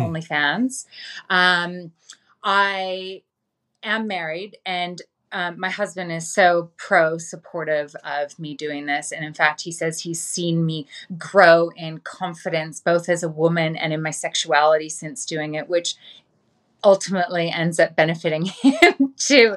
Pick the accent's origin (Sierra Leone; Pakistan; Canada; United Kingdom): Canada; Vancouver, British Columbia; moved away as an adult; I was born and raised in Vancouver in Canada.